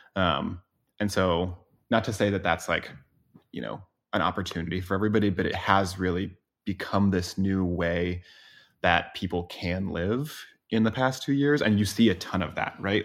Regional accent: Boise, Idaho, United States; moved away as an adult; I grew up in Boise, Idaho

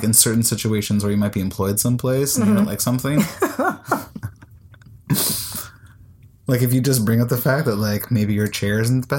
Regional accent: United States; now in Iceland; As an American, I was raised to complain loudly and often.

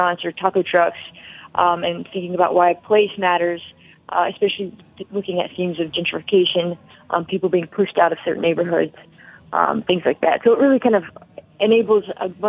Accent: Kentucky, United States; moved away as an adult; also born or lived in Paraguay / New Orleans / Bethlehem, Pennsylvania; now in Baltimore, United States; I grew up and went to college in Kentucky

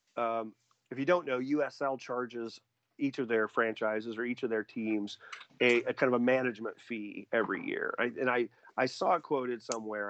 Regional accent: Indiana, United States; also born or lived in Logansport, Indiana; the towns I grew up in in Indiana

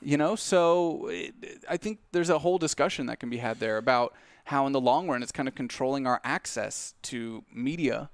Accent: United States; as American people

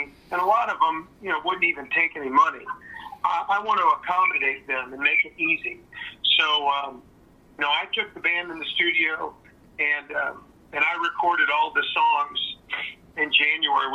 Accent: St. Louis, Missouri, United States; I grew up in St. Louis

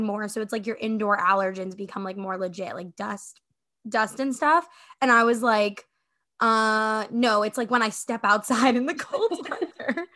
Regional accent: South Florida, United States; also born or lived in Fort Lauderdale / Miami; now in Tampa, United States; born and raised in Florida, South Florida

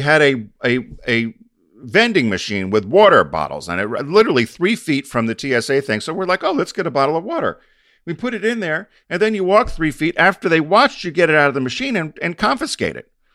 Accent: United States; I'm an American

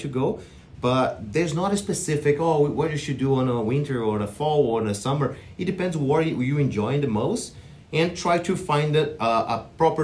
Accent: Brazil; moved away as an adult; I'm from Brazil, and then I have my bachelor degree in kinesiology

